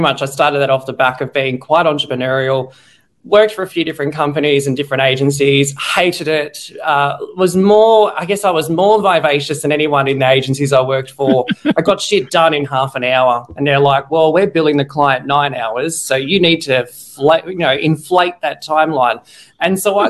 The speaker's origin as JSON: {"language": "English", "country": "Australia", "said": "I'm Aussie-Australian marketing geek"}